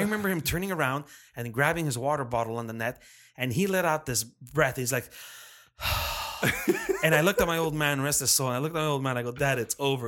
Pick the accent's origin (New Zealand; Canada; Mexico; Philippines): Canada; Montreal, Quebec; we're from Montreal